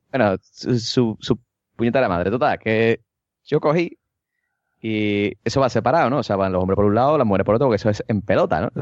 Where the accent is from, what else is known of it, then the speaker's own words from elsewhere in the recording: Cádiz, Andalusia, Spain; yo soy de Cádiz